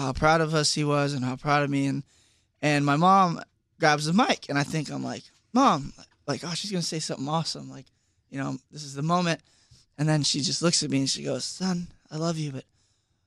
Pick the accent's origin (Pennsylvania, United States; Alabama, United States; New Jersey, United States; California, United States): New Jersey, United States; Bedminster; I'm from New Jersey.